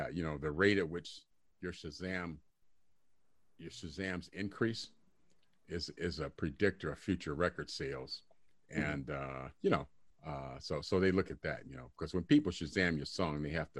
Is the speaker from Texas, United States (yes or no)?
no; Detroit, Michigan, United States; I grew up in Detroit when I was younger, and I used to live across the street. I used to live on West Grand Boulevard, across the street from Motown